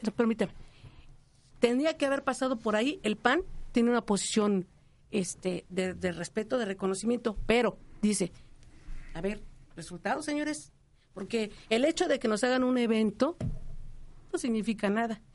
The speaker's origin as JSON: {"language": "Spanish", "town": "Tlalnepantla", "region": "State of Mexico", "country": "Mexico", "tie": "born or raised there", "said": "nací en el Estado de México, vivo en Tlanepantla toda mi vida"}